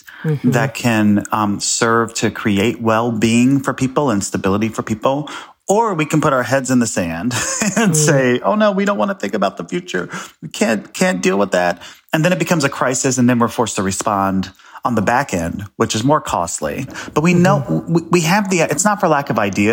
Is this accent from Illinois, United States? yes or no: yes; Chicago, Illinois, United States; I'm from Chicago